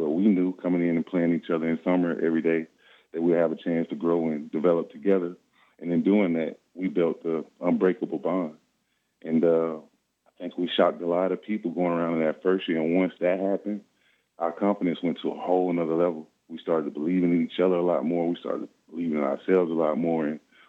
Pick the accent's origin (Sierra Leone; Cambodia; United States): United States; Lakeland, Florida; I'm from Lakeland, born and raised from Polk County, obviously.